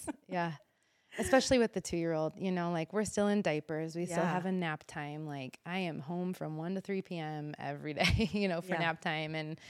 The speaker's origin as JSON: {"language": "English", "region": "Midwest", "country": "United States", "said": "Yeah, I'm from the Midwest, so I'm definitely used to the colder weather and whatnot"}